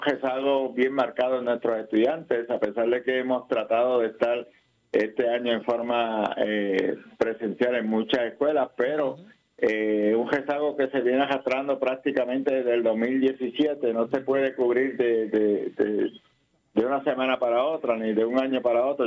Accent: Puerto Rico; Nosotros como educadores puertorriqueños

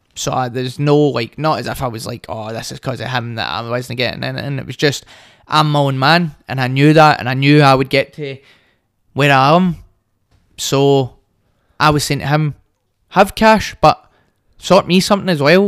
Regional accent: Hamilton, Scotland, United Kingdom; also born or lived in Glasgow West End / Bearsden / Greenock; I grew up in Hamilton, I moved to the West End, then I moved to Bearsden

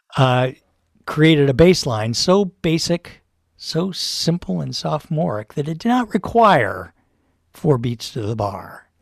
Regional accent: Louisville, Kentucky, United States; moved away; my hometown, Louisville, Kentucky

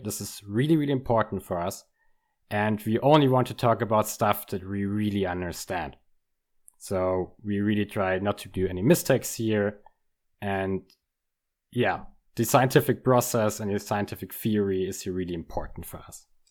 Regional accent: near Munich, Bavaria, Germany; moved away as an adult; now in Münster, Germany; Munich is very close to my hometown.

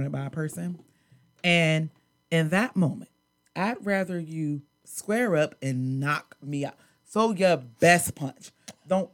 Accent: Pittsburgh, Pennsylvania, United States; I'm not from Philly. I'm from Pittsburgh. Shout out 412

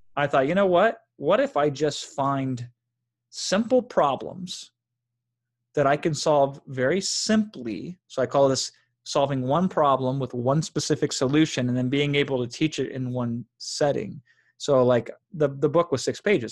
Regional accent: Iowa, United States; now in Los Angeles, United States; I grew up in Iowa, in a small town in Iowa

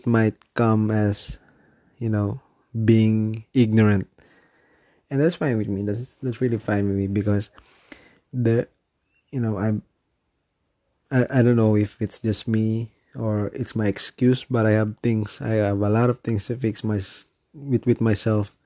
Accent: Philippines; I'm from the Philippines.

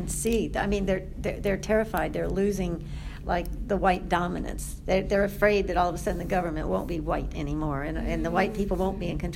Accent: the North and the East, Northeast, United States; also born or lived in Brown County, Indiana / Washington, D.C.; now in Bloomington, United States; I was raised in the North and the East

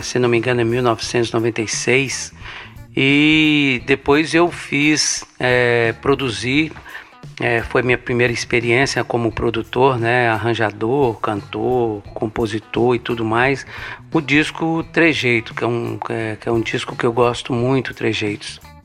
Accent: Buenópolis, Minas Gerais, Brazil; also born or lived in Montes Claros; minha cidade natal, Buenópolis. Eu saí de lá com 10 anos de idade, criança ainda

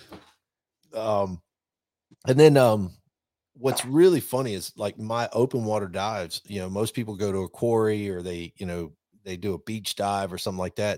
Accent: the South, United States; I grew up obviously in the South

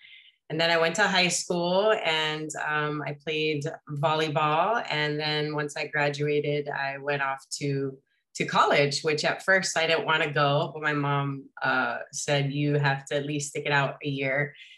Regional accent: Hawaii, United States; I grew up in Waikai, went to Pokoi Elementary. Then we moved to town because the traffic got pretty nuts back then

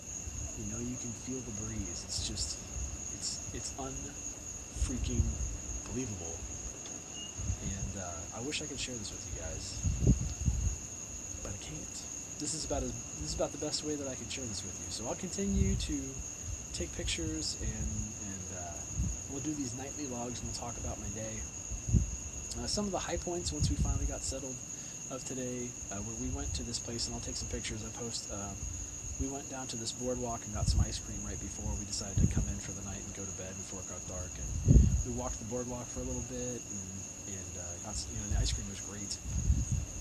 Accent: Southern California, United States; moved away as an adult; now in Pittsburgh, United States; I grew up in Southern California. I grew up around the beach.

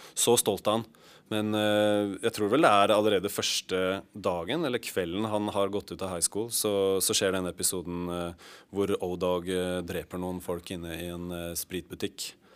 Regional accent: Oslo, Norway; på Ellingsrud, der hvor vi var fra.

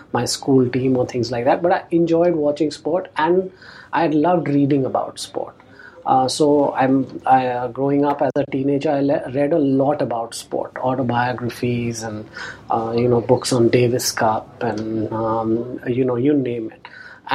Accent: Delhi, India; growing up in Delhi in the 80s, I was born in 1975

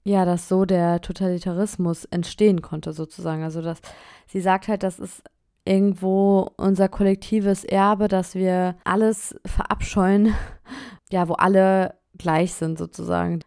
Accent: Germany; now in France; ich bin nun mal Deutsche

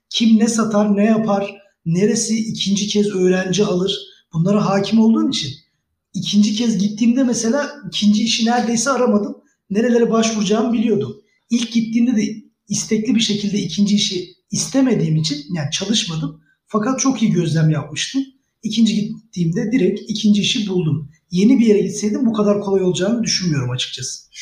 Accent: Bursa, Turkey; e, Bursa doğumlu büyümeyim. Aslen Erzurumluyuz.

